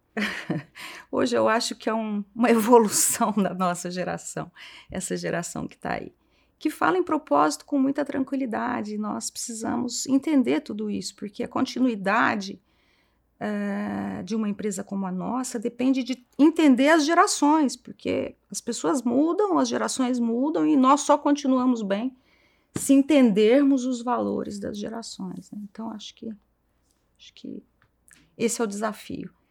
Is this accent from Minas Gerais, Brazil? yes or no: no; Franca, São Paulo, Brazil; moved away as an adult; now in São Paulo, Brazil; venho de Franca, me formei, estudei em Franca. Vim para São Paulo para cursar o meu mestrado